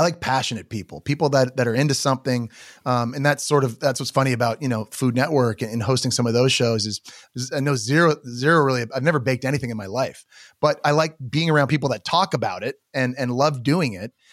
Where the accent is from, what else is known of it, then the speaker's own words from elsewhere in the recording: Canada; I'm Canadian